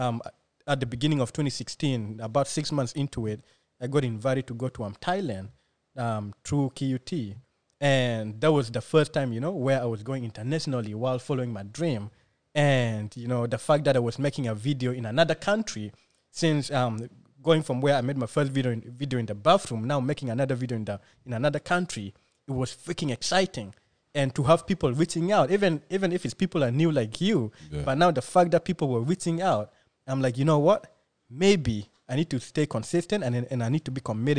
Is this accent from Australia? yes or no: yes; Australia; English is a second language; also born or lived in refugee camp (birthplace); I'm just a kid who was born in a refugee camp. You know, when my family came to Australia, I couldn't speak English